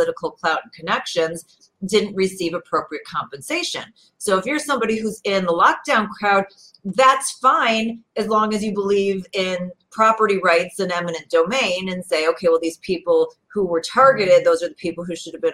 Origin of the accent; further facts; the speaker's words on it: Chicago suburbs, Illinois, United States; I'm from Illinois originally. I grew up in the suburbs. You know, Chicago is my home